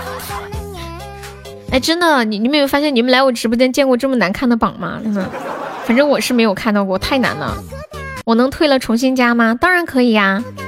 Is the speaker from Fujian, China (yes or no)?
no; Sichuan, China; 你们现在就知道我是四川的了